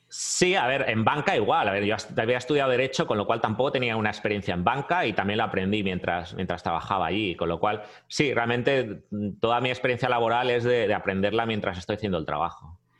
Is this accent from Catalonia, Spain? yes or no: yes; Barcelona, Catalonia, Spain; moved away as an adult; now in United States; Sí, sí, soy catalán, soy de Barcelona.